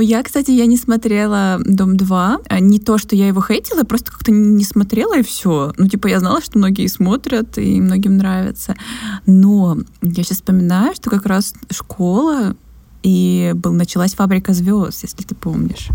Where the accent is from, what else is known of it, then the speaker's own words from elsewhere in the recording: Krasnodar, Krasnodar Krai, Russia; у меня в моем родном городе, то есть в москве это побольше, но э, в Краснодаре